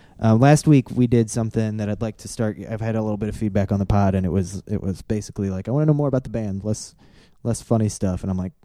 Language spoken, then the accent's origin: English; Valparaiso, Indiana, United States; also born or lived in Illinois; here in Indiana. In Valparaiso, Indiana, when I moved here from Illinois, in third grade